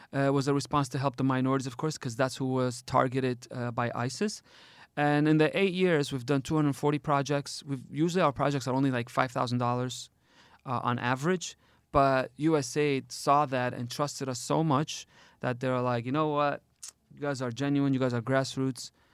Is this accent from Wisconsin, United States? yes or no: no; Detroit, Michigan, United States; now in Erbil, Iraq; I grew up in Detroit, but I'm not from Detroit. I'm from here